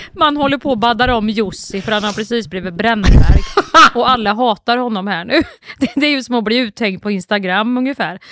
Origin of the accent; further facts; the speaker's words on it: Kristinehamn, Värmland, Sweden; folk i Kristinehamn där jag kommer ifrån